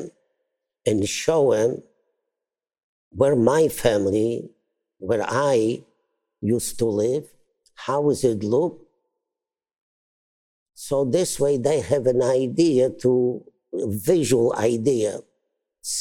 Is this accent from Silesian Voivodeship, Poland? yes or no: no; Brzostek, Subcarpathian Voivodeship, Poland; moved away; I am from Poland